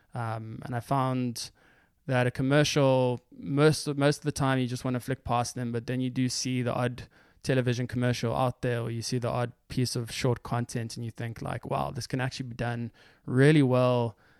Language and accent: English; Johannesburg, Gauteng, South Africa; moved away as an adult; also born or lived in Stellenbosch, South Africa / Cape Town, South Africa / New York, United States; now in United States; I grew up in Johannesburg. I went to school there. So I was in, in Johannesburg for the first eighteen years of my life.